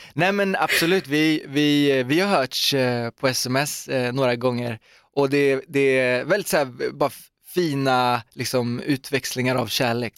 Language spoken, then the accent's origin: Swedish; Uddevalla, Västra Götaland, Sweden; Torp är ju då det här liksom fantastiska stora köpcentrumet i min hemstad Uddevalla